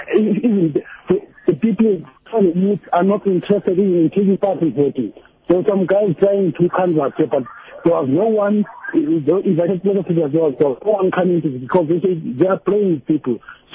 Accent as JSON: {"language": "English", "region": "Eastern Cape", "country": "South Africa", "tie": "born or raised there", "also_born_or_lived": "Johannesburg", "moved": "as an adult", "lives_now": "Northern Cape, South Africa", "said": "I was born in Eastern Cape, but I went to Joburg to work there."}